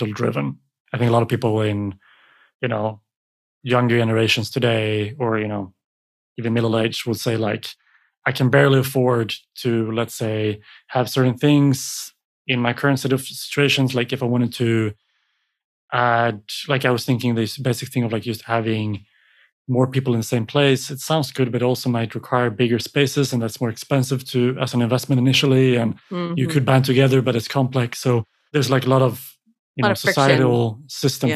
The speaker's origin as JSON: {"language": "English", "country": "Sweden", "tie": "born or raised there", "said": "come to my hometown and you'll find a beautiful little kind of glass enclosed building community with palm trees in Sweden"}